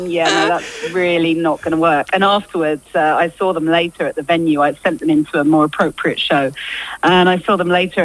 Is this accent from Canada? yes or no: no; Rayleigh, East of England, United Kingdom; I grew up in Rayleigh